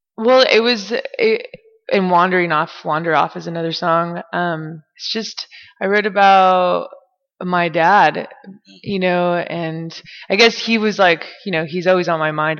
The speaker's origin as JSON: {"language": "English", "country": "United States", "tie": "born or raised there", "said": "100% Mexican, you know, and then being, you know, raised in America"}